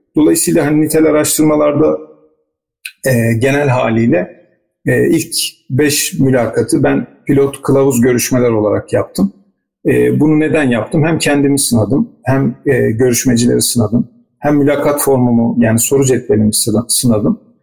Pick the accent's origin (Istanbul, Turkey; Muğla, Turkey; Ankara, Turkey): Istanbul, Turkey; moved away as an adult; also born or lived in Rize; Ben de İstanbul'da doğdum, büyüdüm ama bir şekilde bir biçimde Rize ile irtibatımız devam etti.